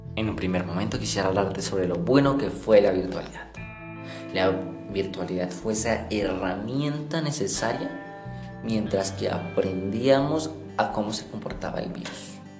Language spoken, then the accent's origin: Spanish; Colombia; Nos está empeorando como colombianos